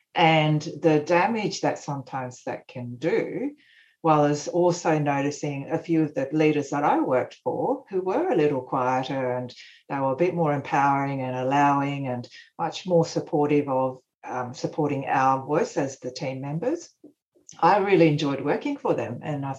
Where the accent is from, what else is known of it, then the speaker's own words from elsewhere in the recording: Australia; born there; also born or lived in Japan; Japan, so it's part of my upbringing has been in Japan, and my background, my parents are Japanese. I'm Australian born, but anyway, I've got a Japanese background.